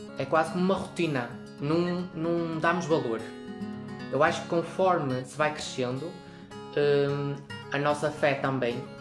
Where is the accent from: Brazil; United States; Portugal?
Portugal; Lagares; also born or lived in Pombeiro; sou de Lagares, mas estou no Centro Local de Pombeiro